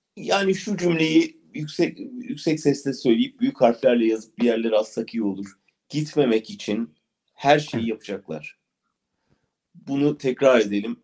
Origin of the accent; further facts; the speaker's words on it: Ankara, Turkey; ben de doğrusu bir Ankaralı olarak